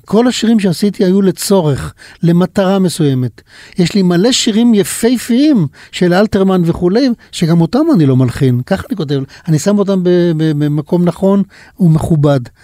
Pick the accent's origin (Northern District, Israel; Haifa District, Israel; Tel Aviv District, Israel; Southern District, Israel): Haifa District, Israel; Pardes Hanna-Karkur; also born or lived in Kibbutz Mishmarot; אנחנו נולדנו אולי חמישה קילומטר אחד מהשני, הוא בבנימינה ואני במשמרות, גדלתי בפרדס חנה